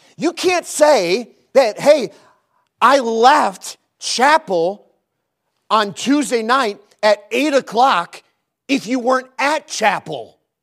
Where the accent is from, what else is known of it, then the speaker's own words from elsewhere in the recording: Chicago, Illinois, United States; moved away as an adult; now in Lattimore, United States; We're from Chicago